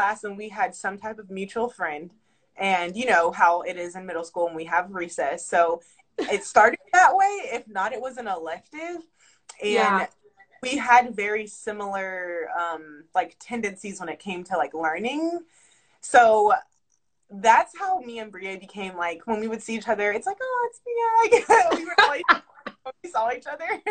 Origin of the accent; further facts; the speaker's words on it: Charlotte, North Carolina, United States; moved away as an adult; now in Atlanta, United States; I moved back to North Carolina from Atlanta, where I stay now